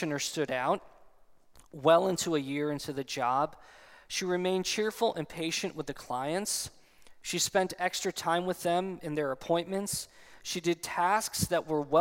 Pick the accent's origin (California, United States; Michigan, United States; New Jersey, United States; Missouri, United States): New Jersey, United States; I'm also still from New Jersey